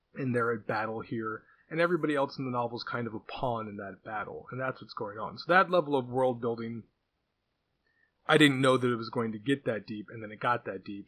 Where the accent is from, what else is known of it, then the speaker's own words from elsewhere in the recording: California, United States; I'm Californian